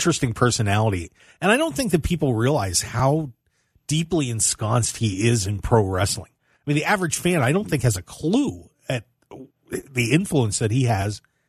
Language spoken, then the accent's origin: English; South Central Pennsylvania, United States; I'm from South Central Pennsylvania, man.